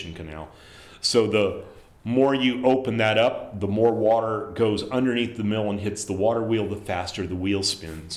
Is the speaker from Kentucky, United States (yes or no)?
no; South Texas, United States; as a kid growing up in South Texas